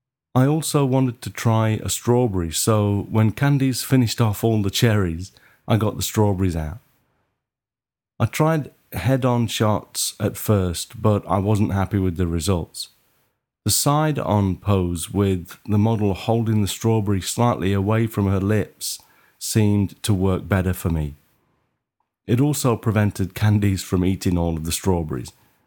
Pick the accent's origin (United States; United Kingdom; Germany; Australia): United Kingdom; Maidstone, South East England; I booked Lux Studio near my hometown in Maidstone for my first lighting lesson.